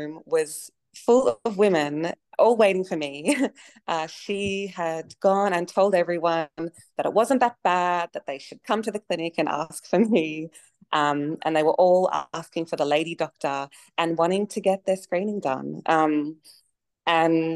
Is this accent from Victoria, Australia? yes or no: yes; Melbourne, Victoria, Australia; moved away as an adult; now in Alice Springs, Australia; I grew up in Melbourne and I was working there sort of 8+ years